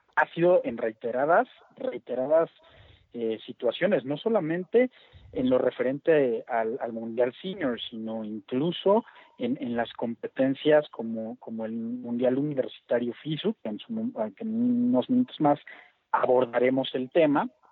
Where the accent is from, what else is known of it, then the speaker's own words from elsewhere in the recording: Mexico; como mexicanos